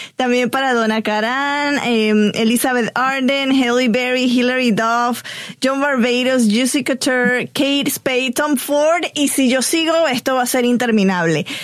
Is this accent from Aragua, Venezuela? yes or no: no; Barquisimeto, Lara, Venezuela; moved away; Barquisimeto, Venezuela, que es de donde soy